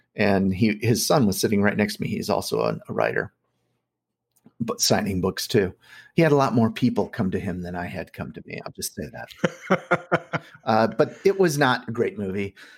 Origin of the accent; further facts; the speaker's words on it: Bettendorf, Iowa, United States; I grew up in Bettendorf, Iowa